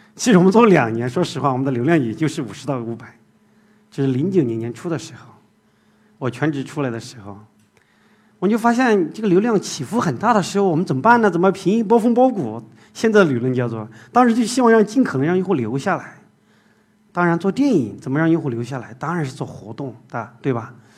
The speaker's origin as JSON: {"language": "Chinese", "town": "Zigong", "region": "Sichuan", "country": "China", "tie": "born or raised there", "moved": "as an adult", "lives_now": "Shanghai, China", "said": "我是出生在四川自贡一个小山区里面"}